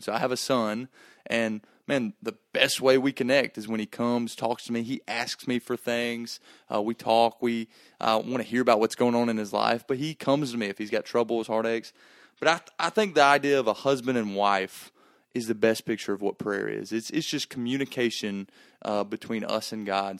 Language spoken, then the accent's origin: English; Gainesville, Georgia, United States; I grew up in Gainesville, Georgia